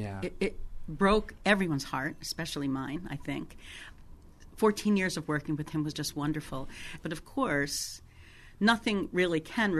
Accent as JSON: {"language": "English", "town": "Philadelphia", "region": "Pennsylvania", "country": "United States", "tie": "born or raised there", "also_born_or_lived": "Cape May, New Jersey / Anchorage, Alaska", "moved": "as an adult", "lives_now": "Washington, United States", "said": "I was born and raised in Philadelphia. But as a young adult, I moved to Cape May, New Jersey, which is the very southern tip of New Jersey. And I lived there off and on for 5 years. Right. Eventually, I moved to the West Coast."}